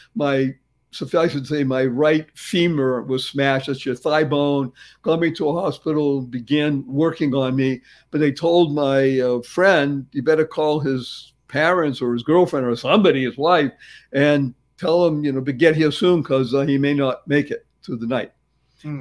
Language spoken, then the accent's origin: English; Boston, Massachusetts, United States; I grew up in Boston